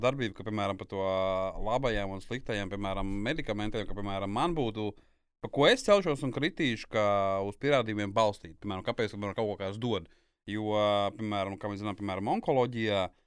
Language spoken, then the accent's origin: Latvian; Kurzeme, Latvia; es esmu kurzemnieks